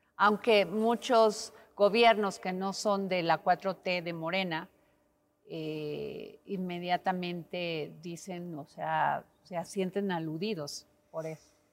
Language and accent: Spanish; Veracruz, Mexico; yo soy veracruzana